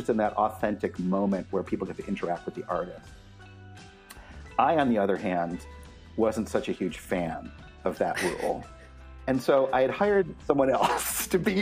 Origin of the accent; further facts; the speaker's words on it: Cleveland, Ohio, United States; moved away as an adult; also born or lived in Olympia, Washington; now in Portland, United States; I grew up in the Midwest and Cleveland, Ohio, to be specific, and left as soon as I finished grad school